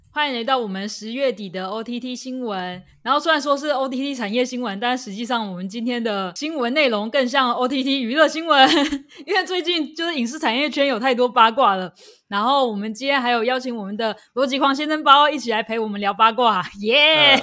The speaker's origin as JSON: {"language": "Chinese", "country": "Taiwan", "said": "我们台湾人应该都很熟悉的一部经典作品，叫做《蓝色大门》"}